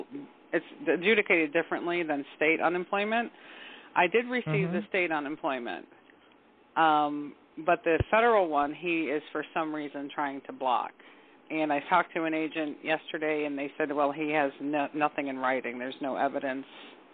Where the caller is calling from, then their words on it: Michigan, United States; I'm calling from Michigan.